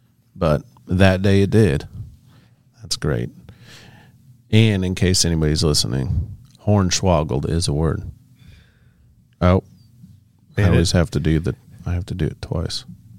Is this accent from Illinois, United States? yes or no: no; Iowa, United States; moved away; also born or lived in Missouri / Minnesota; I grew up in Iowa, born in Iowa and moved to Missouri